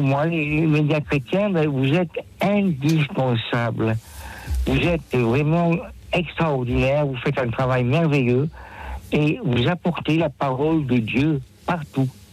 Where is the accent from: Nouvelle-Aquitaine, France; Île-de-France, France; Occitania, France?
Occitania, France; Nîmes; now in Paris, France; je suis à Paris, je suis âgé, bon, je suis originaire de Nîmes